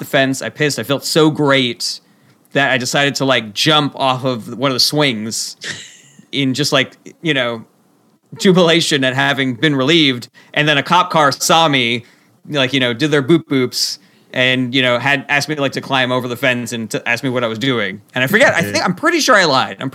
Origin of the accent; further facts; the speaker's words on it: Los Angeles, California, United States; moved away as an adult; also born or lived in Ohio; now in New York, United States; I grew up in Los Angeles